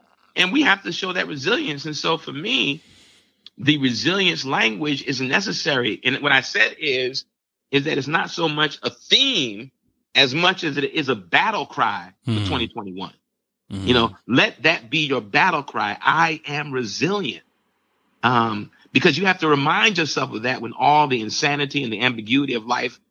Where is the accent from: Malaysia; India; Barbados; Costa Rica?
Barbados; You know, my home country, Barbados, just went down another lockdown